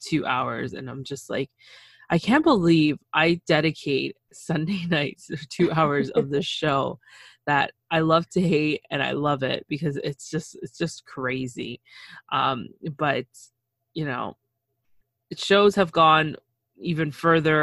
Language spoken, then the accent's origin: English; Canada; I'm Canadian